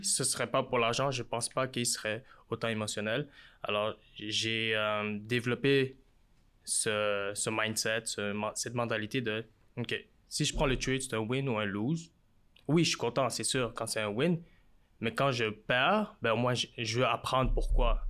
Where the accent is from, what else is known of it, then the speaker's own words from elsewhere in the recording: Montreal, Quebec, Canada; je viens de Montréal, je suis d'origine euh, vietnamienne